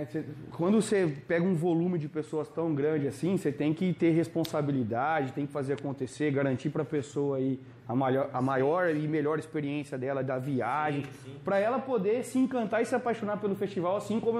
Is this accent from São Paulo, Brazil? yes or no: yes; Limeira, São Paulo, Brazil; eu sou aqui de Limeira e tal.